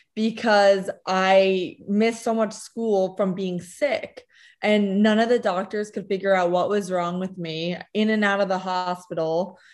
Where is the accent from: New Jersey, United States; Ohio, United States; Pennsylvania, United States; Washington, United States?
New Jersey, United States; also born or lived in Connecticut / Lima, Peru / California; I was born in Connecticut, raised most of my life in New Jersey. Um, moved to Lima, Peru for two years, back to New Jersey